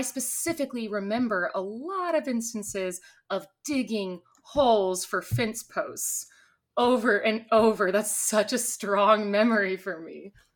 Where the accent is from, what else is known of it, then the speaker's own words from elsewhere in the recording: Texas, United States; Me and my sister Chris currently live in Texas and pretty much always have. I've had stints in other places, but we're Texas natives